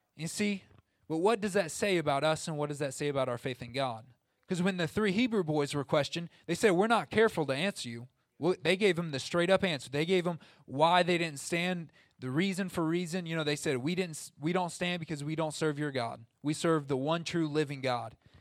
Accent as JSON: {"language": "English", "region": "Southern Illinois", "country": "United States", "said": "I'm from Southern Illinois"}